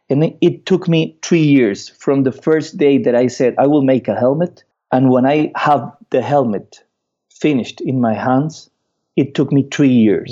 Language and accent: English; Costa Rica; I'm from Costa Rica.